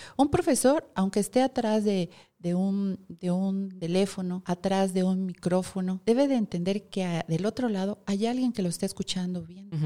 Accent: Mexico; soy mexicano

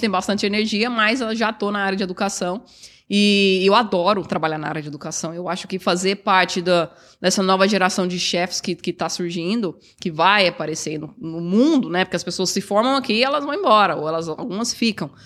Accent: Goiânia, Goiás, Brazil; now in Toronto, Canada; Sou de Goiás, sou de Goiânia. E sempre eu fui criada, na verdade, numa cidade pequena, e era próxima à fazenda que meu avô tinha

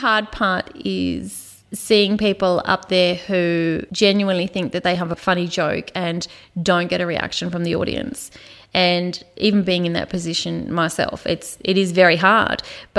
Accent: Queenstown, Tasmania, Australia; moved away as an adult; also born or lived in Hobart, Tasmania; now in Ballarat, Australia; I'm from Tasmania.

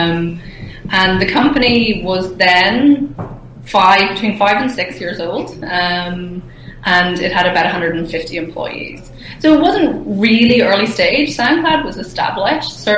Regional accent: Ireland; moved away as an adult; now in Berlin, Germany; I'm an Irish person, Irish woman, and I relocated to Berlin just over 3 years ago

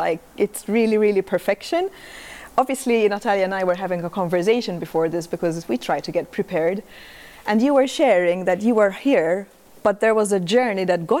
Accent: Malta; moved away as an adult; now in Spain; I recently moved to Spain. I'm from Malta.

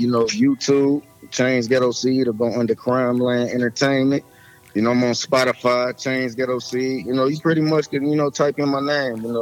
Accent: Detroit, Michigan, United States; I'm from Detroit, up? Me, Midwest.

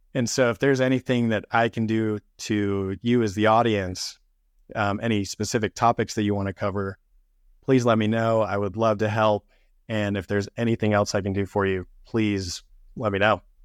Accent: St. George, Utah, United States; moved away as an adult; now in Salt Lake City, United States; I'm originally from Saint George, Utah. I moved up to Salt Lake City in twenty sixteen

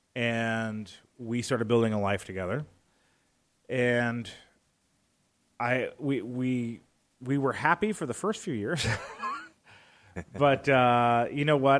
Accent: Arizona, United States; also born or lived in Hammond, Indiana; I was about five years old when they officially separated, and instead of going to live with one or the other, uh, my sister and I, we were sent to beautiful Arizona to live with my grandparents

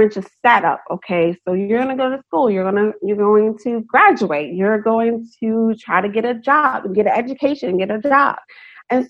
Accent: United States; also born or lived in Maryland, United States; I was born into America. My family was born into America

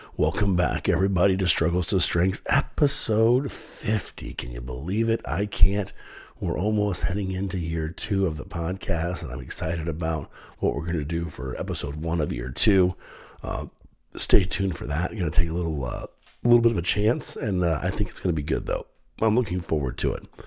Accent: Kenton, United States; I grew up in a little town called Kenton, little farming community, 8,000 people, great place to grow up.

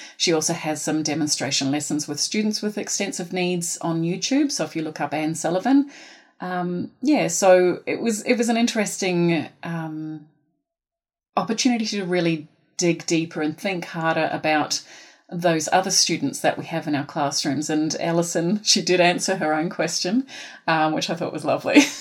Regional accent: New Zealand; accent: Kiwi; now in Australia; I am from Aotearoa

